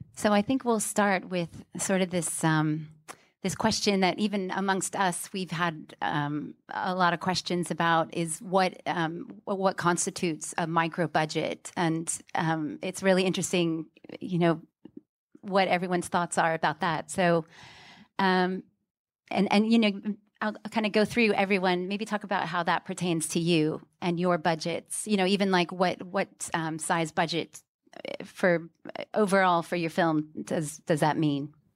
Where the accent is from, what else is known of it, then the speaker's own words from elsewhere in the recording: Houston, Texas, United States; now in London, United Kingdom; I'm from Houston, but I've lived in London a long time